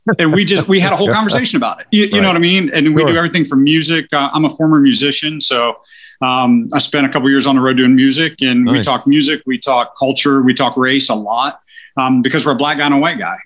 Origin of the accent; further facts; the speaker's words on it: Maryland, United States; now in Cincinnati, United States; I grew up in Maryland